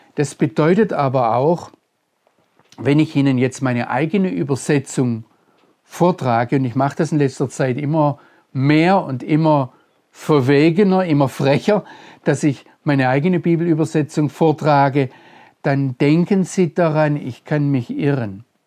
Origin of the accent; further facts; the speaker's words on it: Germany; als Deutscher und als Christ